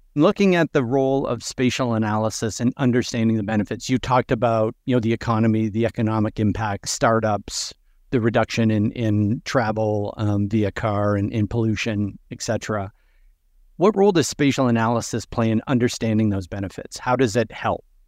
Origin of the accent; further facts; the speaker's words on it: Buffalo, New York, United States; my hometown of Buffalo, New York